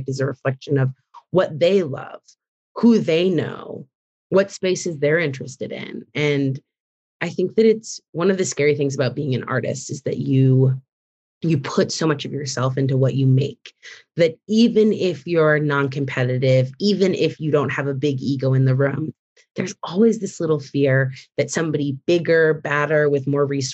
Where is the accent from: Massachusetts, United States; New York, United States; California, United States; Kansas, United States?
Massachusetts, United States; moved away as an adult; now in Chicago, United States; I grew up in Massachusetts, and my mom's a working artist in Boston